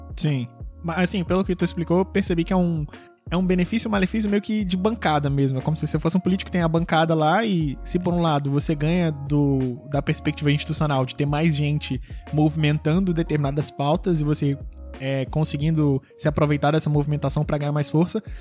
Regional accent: Rio de Janeiro, Brazil; quando eu era pequeno, eu estudava no Colégio Pedro II

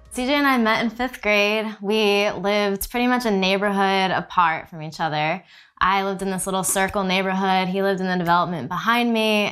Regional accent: New Jersey, United States; moved away as an adult; also born or lived in Texas; we grew up in New Jersey

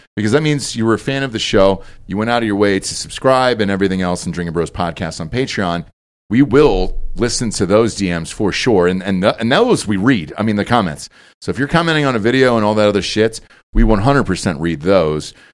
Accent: Georgia, United States; moved away as an adult; also born or lived in North Carolina / Los Angeles; I grew up in Georgia my entire life

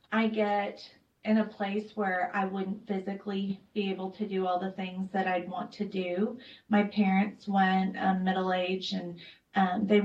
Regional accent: El Paso, Texas, United States; born there; I was born in El Paso, Fort Bliss area

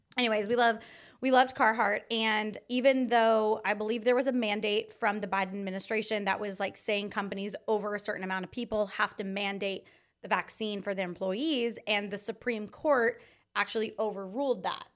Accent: Anza, California, United States; I grew up in Anza, California

